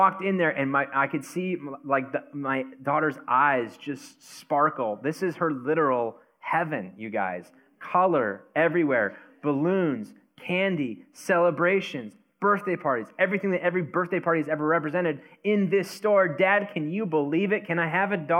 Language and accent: English; United States; we're American